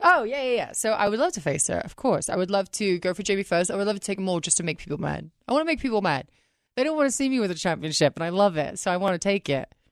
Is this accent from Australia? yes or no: no; England, United Kingdom; moved away; I'm from England